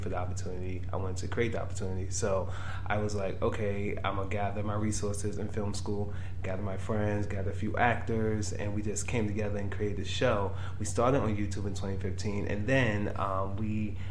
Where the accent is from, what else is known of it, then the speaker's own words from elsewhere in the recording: New York City, New York, United States; born and raised in Brownsville, Brooklyn